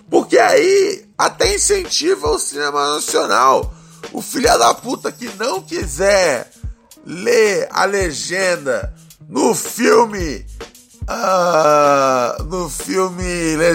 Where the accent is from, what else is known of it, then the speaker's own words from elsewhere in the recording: Northeast Region, Brazil; Por favor, solta o pavarote, porque eu sou nordestino, mas meu pai é filho bastardo de um italiano safado.